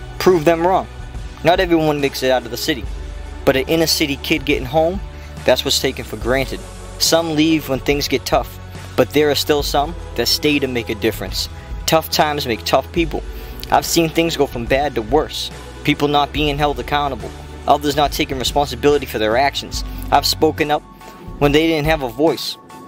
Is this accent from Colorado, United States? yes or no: no; Brockton, Massachusetts, United States; Growing up in Brockton, it was easy to get into trouble.